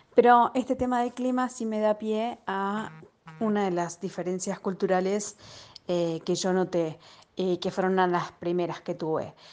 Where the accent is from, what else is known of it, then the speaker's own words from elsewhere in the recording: Argentina; moved away; cuando venís de una cultura como la Argentina